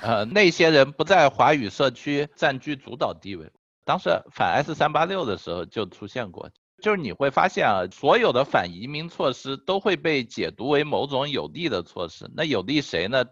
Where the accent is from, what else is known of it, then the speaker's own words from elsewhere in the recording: China; 作为中国人